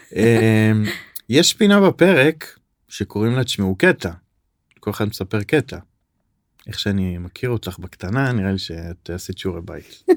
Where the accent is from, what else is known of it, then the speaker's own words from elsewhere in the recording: Safed, Northern District, Israel; אני גדלתי בצפת